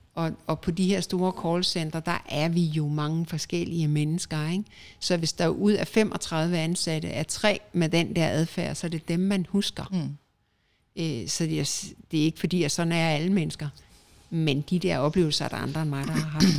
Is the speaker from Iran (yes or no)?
no; Denmark; moved away as an adult; now in Spain; danskere er et forkælet folkefærd